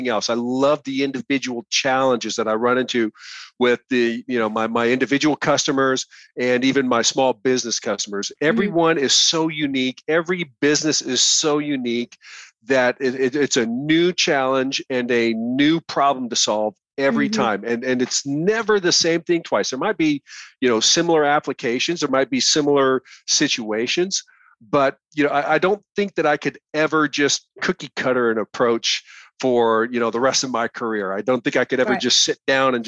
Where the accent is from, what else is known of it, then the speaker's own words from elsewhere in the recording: rural Nebraska, United States; That's where I grew up. I grew up in Nebraska, and out in rural Nebraska